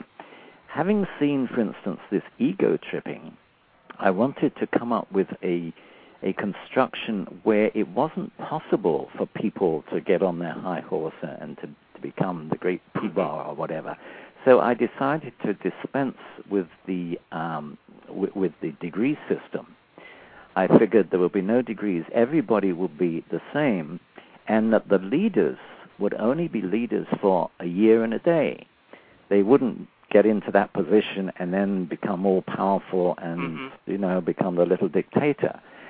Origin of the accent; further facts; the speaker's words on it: England, United Kingdom; moved away; Now, since I came from England, I thought, okay, what sort of a basis do I want for that? I thought, okay, coming from England, and perhaps a Saxon background would be good.